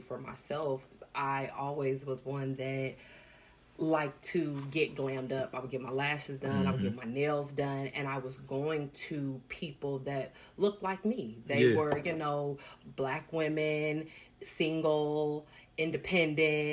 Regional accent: Dayton, Ohio, United States; moved away as an adult; now in Columbus, United States; I'm from the Dayton area, but I just moved out here to Columbus

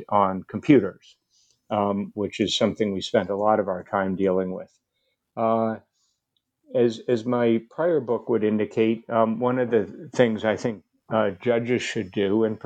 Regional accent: Cambridge, Massachusetts, United States; I grew up in the Cambridge, Massachusetts area

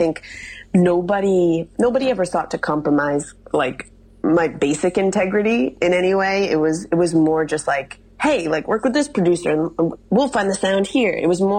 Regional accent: Midwest, United States; And like, I'm, you know, as I mentioned to you, I'm from the Midwest.

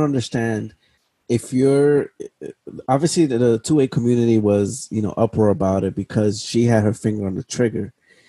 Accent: New York, United States; I'm from New York.

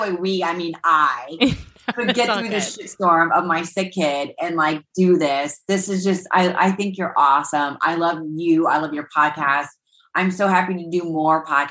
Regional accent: Ohio, United States; I was always a huge basketball fan growing up in Ohio

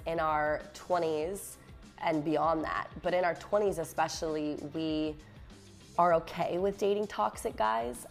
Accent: Virginia, United States; I'm from Virginia

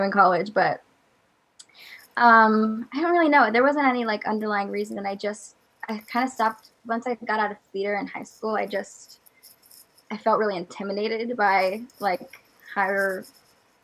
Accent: Iowa, United States; I live in Iowa. I grew up here, still live here now

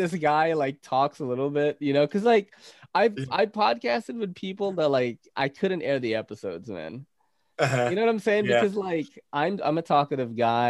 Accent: Naga, Bicol Region, Philippines; Guess what city I was born in the Philippines? Naga City

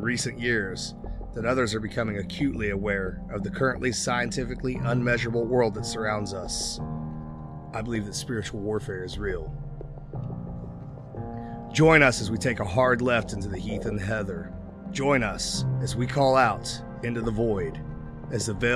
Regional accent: Pekin, Indiana, United States; born or raised there

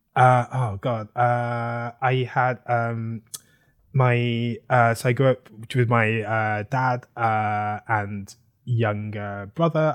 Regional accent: London, United Kingdom; moved away as an adult; now in Brooklyn, United States; I am from London, uh, South London

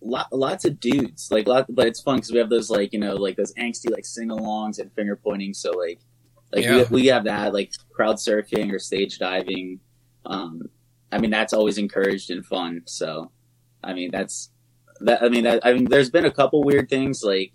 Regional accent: Southern Maryland, United States; now in Orlando, United States; growing up in Southern Maryland

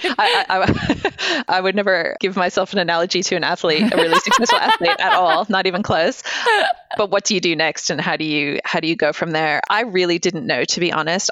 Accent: United States; moved away; I grew up in the States

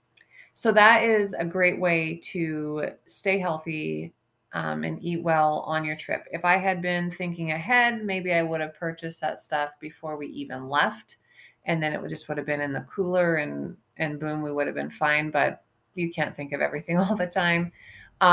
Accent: eastern Montana, United States; moved away as an adult; I grew up in Montana. I grew up in eastern Montana

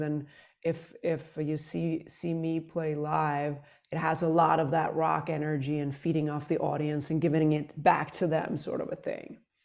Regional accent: Sweden; moved away as an adult; now in New York, United States; I'm from Sweden originally

